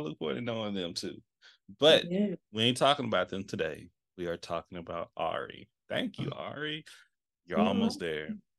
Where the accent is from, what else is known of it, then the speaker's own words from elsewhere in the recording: Texas, United States; now in Seattle, United States; I'm from Texas, baby, so we do Bluebell. So but I'm in Seattle.